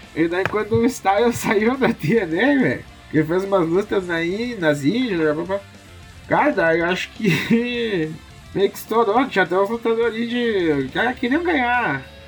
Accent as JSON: {"language": "Portuguese", "country": "Brazil"}